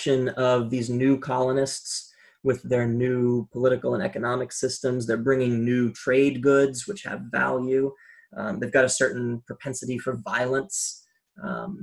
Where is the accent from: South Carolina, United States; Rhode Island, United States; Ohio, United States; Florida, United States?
Rhode Island, United States; my home state of Rhode Island